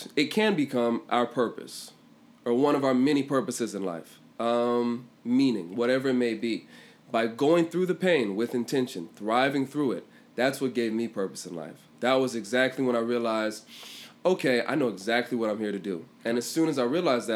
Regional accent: Washington, District of Columbia, United States; moved away; also born or lived in England; I'm from Washington, D.C. originally.

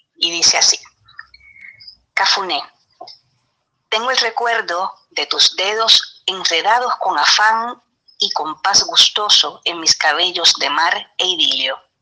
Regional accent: Trujillo Alto, Puerto Rico

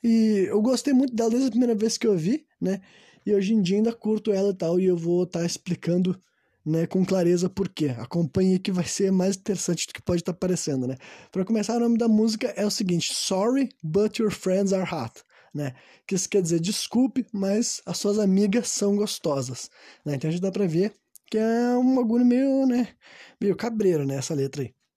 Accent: Brazil; Nós somos brasileiros

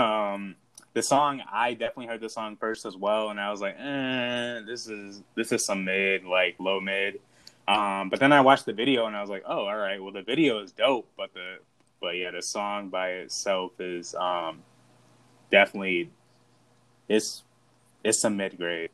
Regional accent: Midwest, United States; I'm from the Midwest

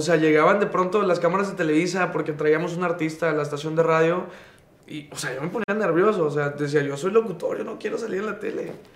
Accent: Monterrey, Nuevo León, Mexico; Soy, soy regio, 100%, de Monterrey, Nuevo León. Nací en La Conchita, como la mitad de la ciudad.

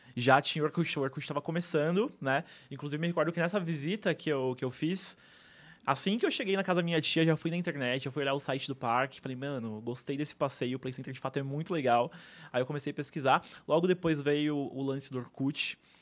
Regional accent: São Paulo, Brazil; Sempre morei lá. Lá era um lugar que tinha vaca, tinha cavalo na rua, né? Então sempre cresci no meio da natureza

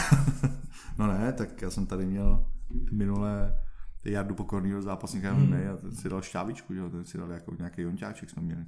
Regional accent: Czechia

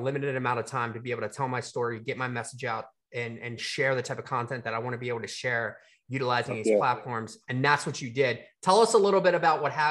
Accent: Baltimore, Maryland, United States; we're Baltimore people

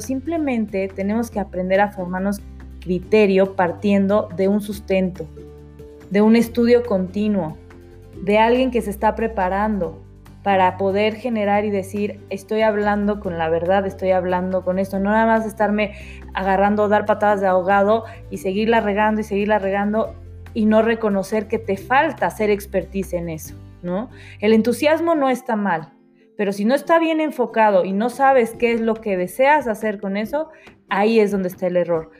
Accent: Mexico; Nosotros somos mexicanos 100%

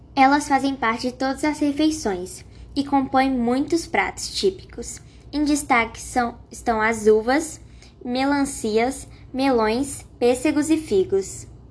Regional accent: Contagem, Minas Gerais, Brazil; sou de Contagem

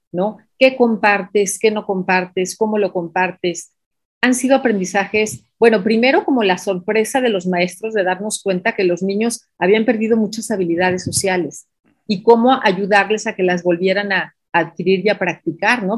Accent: Mexico; also born or lived in Mexico City; leemos como mexicanos

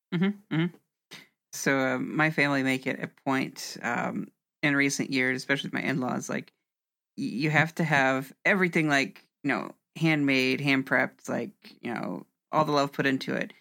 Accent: Indianapolis, Indiana, United States; I'm from Indianapolis

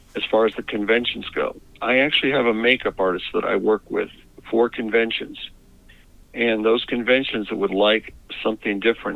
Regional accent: Northeast Ohio, United States; moved away; also born or lived in Chicago; I grew up in Northeast Ohio

